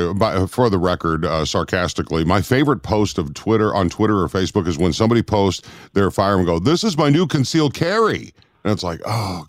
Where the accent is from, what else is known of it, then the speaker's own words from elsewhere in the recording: Minnesota, United States; moved away; I grew up in Minnesota